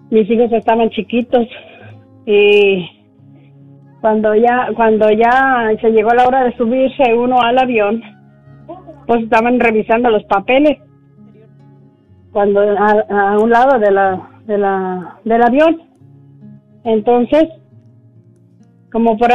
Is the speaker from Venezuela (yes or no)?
no; Mexico; moved away; Pero, pero uno bien señalado cuando yo todavía no tenía mis, mis papeles. Pues me, vine de allá de México